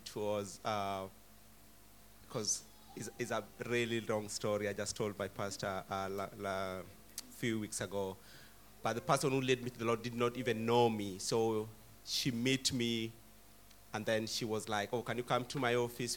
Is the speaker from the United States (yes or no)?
no; Kenya; now in United Kingdom; from Kenya